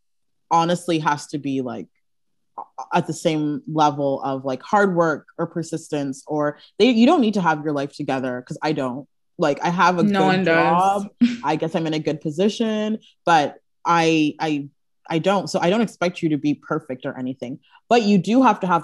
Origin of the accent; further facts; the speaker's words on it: Brampton, Ontario, Canada; moved away as an adult; now in Toronto, Canada; I live in Toronto now, but growing up in Brampton, we all knew each other for years